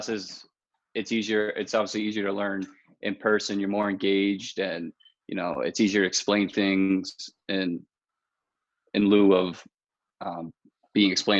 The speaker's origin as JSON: {"language": "English", "area": "Long Island", "region": "New York", "country": "United States", "lives_now": "New Paltz, United States", "said": "I'm from Long Island."}